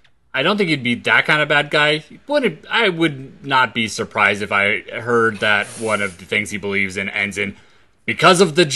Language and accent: English; Oklahoma, United States; I'm from Oklahoma.